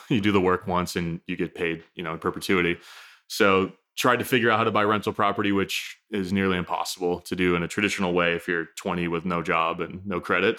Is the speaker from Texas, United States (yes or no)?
no; New Hampshire, United States; I grew up in New Hampshire, so, you know, north being, it's funny to think about that, forty-five minutes north of Boston